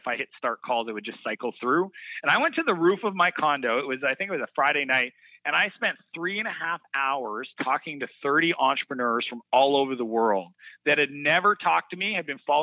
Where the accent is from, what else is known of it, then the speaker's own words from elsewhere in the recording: Canada; I'm very proud to be Canadian